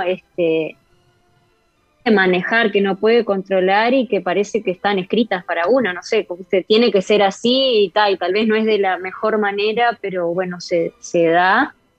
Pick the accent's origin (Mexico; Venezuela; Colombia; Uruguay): Uruguay; moved away as an adult; also born or lived in Spain / Brazil; en mi país